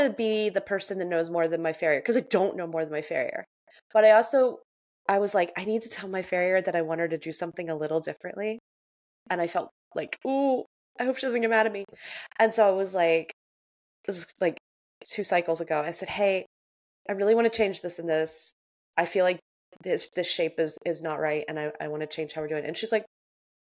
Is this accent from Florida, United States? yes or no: yes; Central Florida, United States; moved away; I'm from Central Florida.